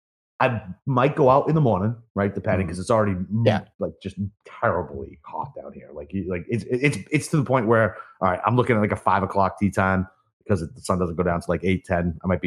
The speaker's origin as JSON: {"language": "English", "town": "Brockton", "region": "Massachusetts", "country": "United States", "tie": "born or raised there", "said": "I just talk shit because I grew up in Brockton and it was definitely not that. And fuck those rich kids from Brookline."}